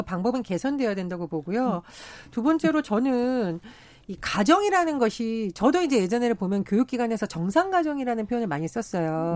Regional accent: Gangwon, South Korea; 제가 강원도 출신이다 보니

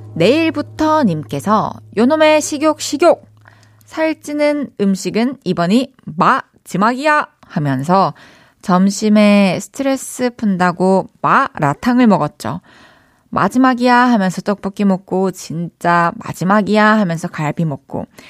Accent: Changwon, South Gyeongsang, South Korea; moved away; 마사는 저에게도 홈스윗 홈이기 때문에

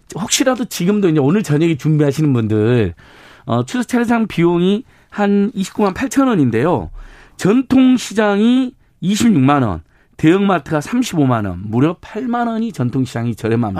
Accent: Hwasun, South Jeolla, South Korea; 제 고향이 한반도인데 한반도에서도 화순이라는 곳이 태어났는데

